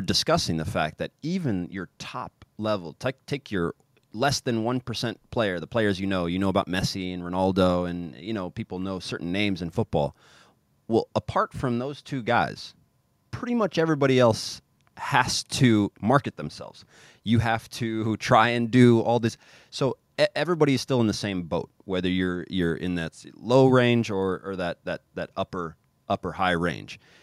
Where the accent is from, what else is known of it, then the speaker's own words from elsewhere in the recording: Kansas City, United States; moved away as an adult; also born or lived in Zagreb, Croatia; I'm from Kansas City